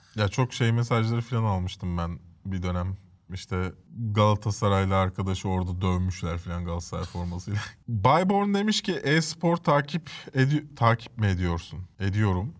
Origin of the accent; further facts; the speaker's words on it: Istanbul, Turkey; also born or lived in Cide, Kastamonu (family origin) / Maçka, Trabzon (maternal family origin); üç kuşaktır İstanbul'dayız